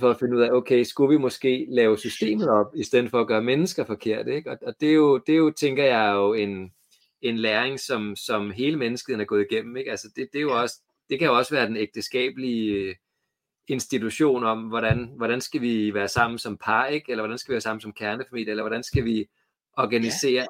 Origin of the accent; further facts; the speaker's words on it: Copenhagen, Capital Region of Denmark, Denmark; moved away as an adult; now in Trustrup, Denmark; jeg er vokset op i København